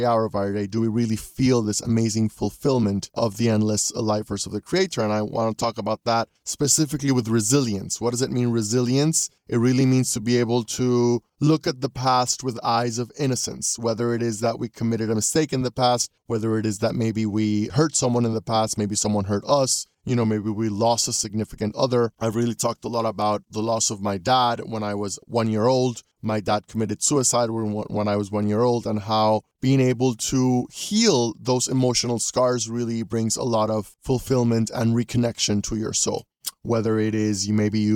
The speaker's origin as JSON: {"language": "English", "town": "Panama City", "region": "Panamá", "country": "Panama", "said": "I'm a coach from Panama City, Panama"}